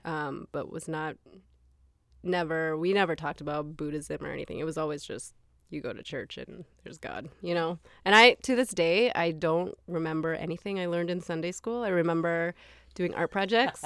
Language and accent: English; Minnesota, United States; also born or lived in Taiwan; I grew up in Minnesota